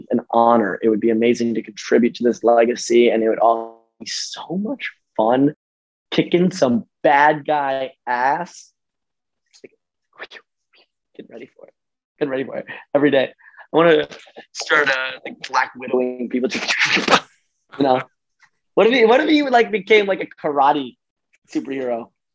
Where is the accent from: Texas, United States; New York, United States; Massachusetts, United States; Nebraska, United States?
New York, United States; I'm from New York